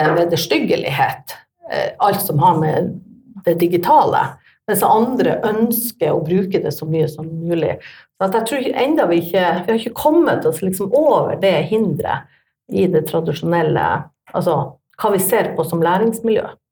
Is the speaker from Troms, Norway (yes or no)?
yes; Tromsø, Troms, Norway; jeg er fra Tromsø